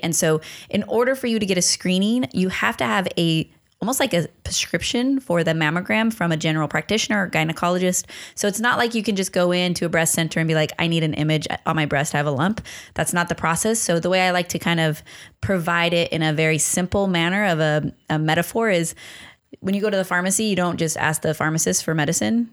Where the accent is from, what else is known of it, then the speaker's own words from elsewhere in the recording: Long Beach, California, United States; I'm from Long Beach, very proudly